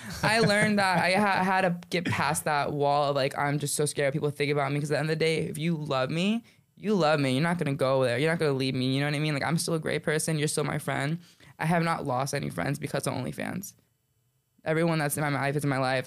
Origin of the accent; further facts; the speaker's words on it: Coral Springs, Florida, United States; I'm born and raised in Coral Springs